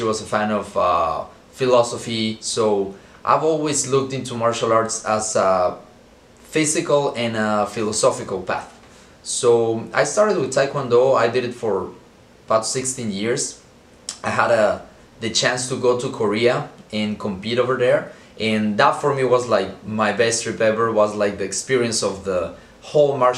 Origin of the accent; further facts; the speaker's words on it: Mexico City, Mexico; I was born and raised in Mexico City